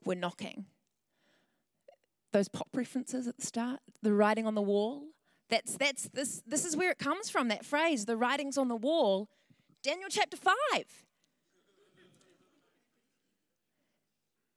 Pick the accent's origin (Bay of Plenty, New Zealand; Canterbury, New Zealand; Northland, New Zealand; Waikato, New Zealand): Bay of Plenty, New Zealand; Tauranga; moved away as an adult; also born or lived in Wellington; I'm from Tauranga originally, and I moved down to Wellington in 2013